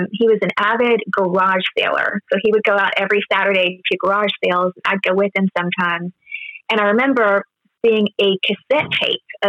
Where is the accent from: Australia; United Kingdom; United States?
United States; Owasso, Oklahoma; moved away as an adult; now in Los Angeles, United States; I'm from Owosso, which is just right outside of Tulsa